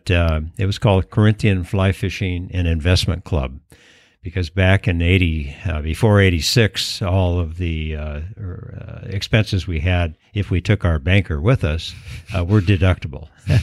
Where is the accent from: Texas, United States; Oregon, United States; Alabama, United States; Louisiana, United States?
Oregon, United States; Portland; moved away; I grew up in Portland, Oregon